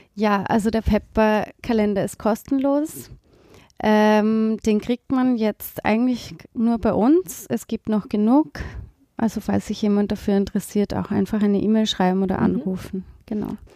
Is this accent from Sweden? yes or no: no; East Tyrol, Austria; moved away as an adult; also born or lived in Vienna; Ich bin in, in Osttirol aufgewachsen, da gibt es ja keine Uni.